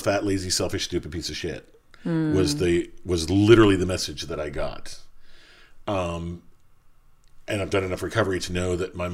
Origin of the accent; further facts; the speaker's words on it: Pittsburgh, Pennsylvania, United States; I'm from Pittsburgh, and I grew up in Pittsburgh